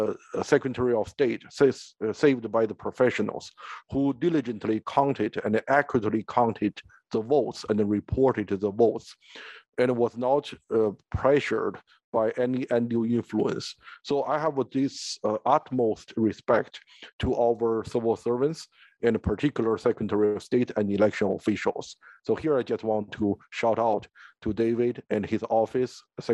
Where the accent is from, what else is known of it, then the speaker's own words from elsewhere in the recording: China; English is a second language; moved away as an adult; now in Minnesota, United States; I feel proud of to be a Chinese Minnesotan